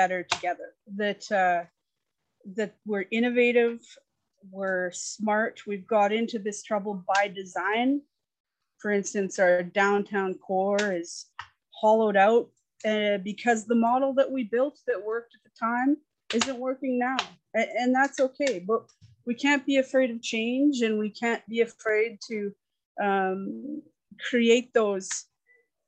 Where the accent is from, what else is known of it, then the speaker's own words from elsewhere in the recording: Calgary, Alberta, Canada; also born or lived in Yukon; we moved here when I was three